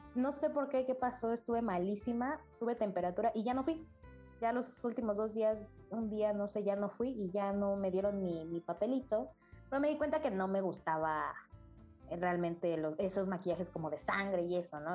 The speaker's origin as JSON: {"language": "Spanish", "region": "State of Mexico", "country": "Mexico", "tie": "born or raised there", "moved": "yes", "lives_now": "Mexico City, Mexico", "said": "yo nací en el Estado de México, actualmente vivo en la Ciudad de México"}